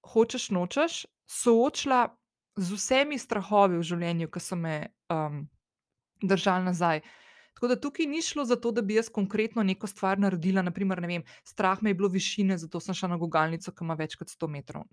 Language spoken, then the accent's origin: Slovenian; Slovenia; also born or lived in London; ko sem šla iz Slovenije